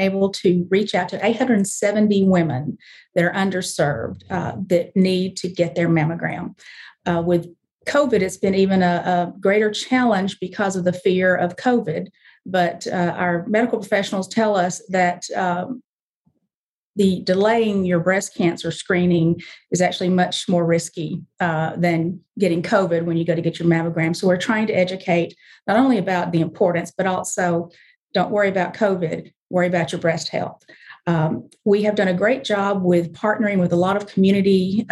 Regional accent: the South, United States; now in Memphis, United States; I was raised way deep in the South

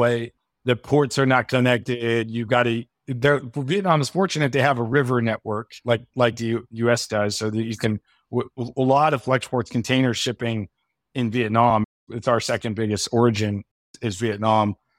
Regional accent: United States; I'm American

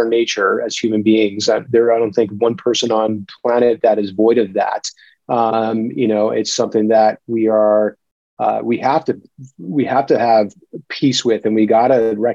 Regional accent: Clark, New Jersey, United States; moved away; also born or lived in New York City / Marina Del Rey, California; I'm a Jersey dude. I was born and raised in Clark, New Jersey, Union County

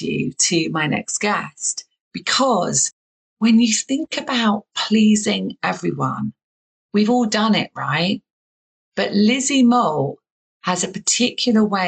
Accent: southern England, United Kingdom; accent: southern English; I have a very southern English accent

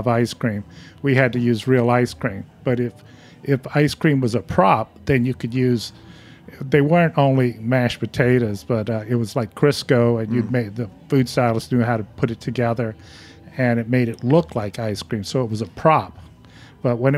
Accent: Lacombe, Louisiana, United States; moved away; I grew up across the lake from New Orleans, a little town called Bayou Lacombe.

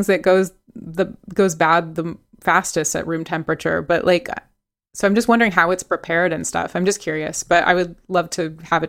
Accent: Maine, United States; I grew up in Aroostook County, Maine. It's Maine's most northern county and was for years the heart of the nation's potato industry

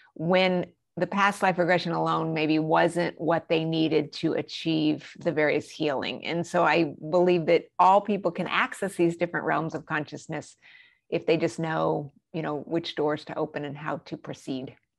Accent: New Mexico, United States; also born or lived in Colorado Springs, Colorado; I grew up in New Mexico, but we also lived in Colorado Springs.

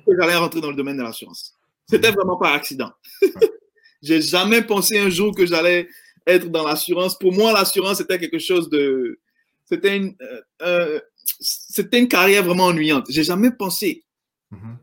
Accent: Abidjan, Côte d’Ivoire; now in United States; j'ai grandi en Côte d'Ivoire, euh, euh, dans la, à Yopougon et à Marcory

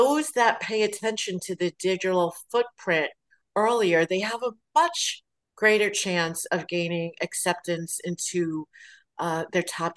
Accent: New York City, New York, United States; growing up in Brooklyn

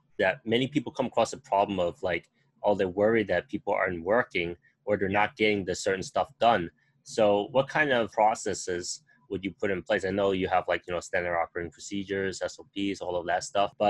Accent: New York, United States; moved away as an adult; now in Asia; I was born and raised in New York

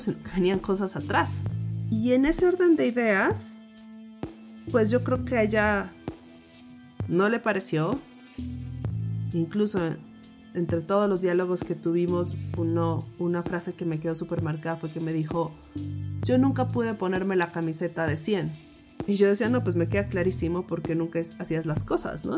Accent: Pasto, Nariño, Colombia; crecí en Pasto, donde la cultura es muy desconfiada.

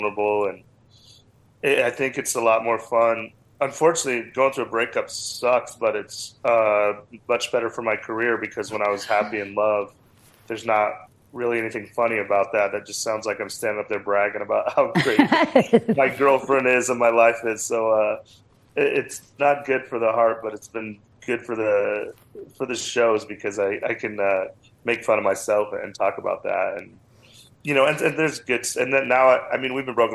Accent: Cheyenne, Wyoming, United States; moved away as an adult; also born or lived in Las Vegas / Los Angeles / Phoenix; now in Denver, United States; Growing up in Cheyenne, Wyoming

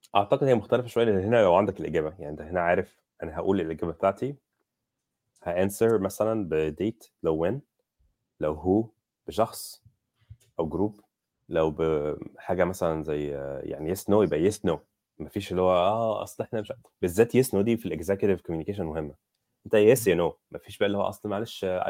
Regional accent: Egypt; انا مصري

